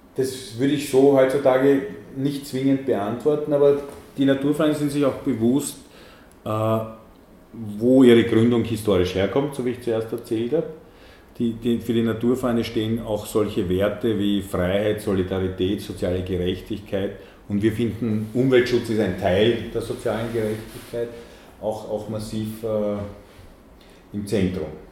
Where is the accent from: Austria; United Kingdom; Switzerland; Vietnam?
Austria; Vienna; Ich bin am Stadtrand von Wien aufgewachsen